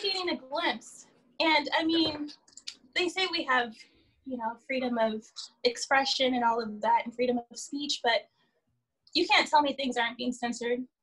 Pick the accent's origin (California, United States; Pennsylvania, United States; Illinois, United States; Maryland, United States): California, United States; Palm Springs; born or raised there; also born or lived in Victorville / San Bernardino / Riverside; now in Los Angeles, United States